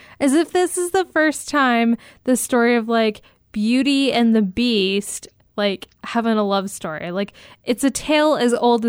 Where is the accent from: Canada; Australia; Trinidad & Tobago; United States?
Canada; Hamilton, Ontario; Hamilton, Ontario, which is my hometown